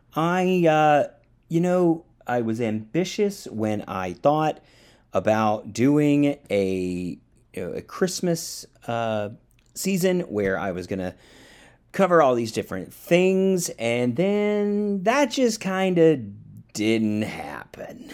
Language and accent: English; Georgia, United States; also born or lived in Louisiana / Orlando, Florida; now in Austin, United States; I grew up in the South. I grew up in Georgia